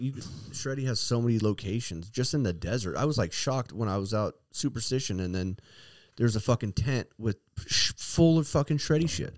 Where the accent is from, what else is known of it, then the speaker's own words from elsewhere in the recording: Ramona, California, United States; I'm from Ramona